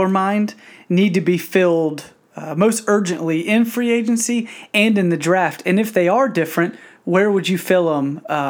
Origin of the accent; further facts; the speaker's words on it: Atlanta, Georgia, United States; I'm from Atlanta, a huge Falcons fan.